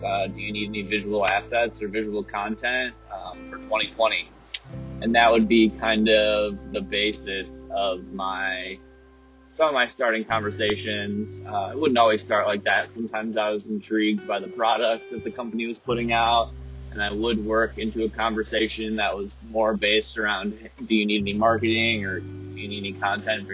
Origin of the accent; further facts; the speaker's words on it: United States; also born or lived in Colorado; as an American